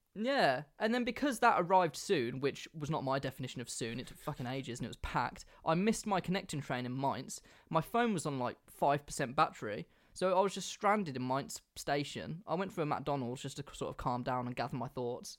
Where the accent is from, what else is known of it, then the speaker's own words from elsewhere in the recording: England, United Kingdom; I'm English